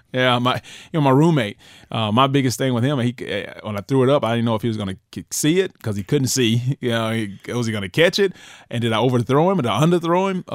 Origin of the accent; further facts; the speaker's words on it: United States; moved away as an adult; also born or lived in Alabama; I grew up in right near the Florida, Florida State, the Florida, Georgia rival